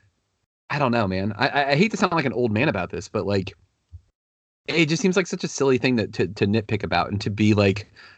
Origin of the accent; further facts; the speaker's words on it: Washington, District of Columbia, United States; I get drafted by the Nats, I get to play for my hometown team. I'm going to want to stay there because my family is from here